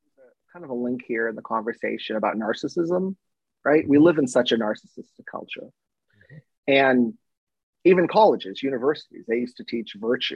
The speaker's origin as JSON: {"language": "English", "town": "Lawrence", "region": "Massachusetts", "country": "United States", "said": "I'm from Lawrence, Massachusetts, which still gets voted as like one of the worst cities in the country. But I love it. I love it. I'd spend all my summers in Lawrence in my grandmother's tenement house"}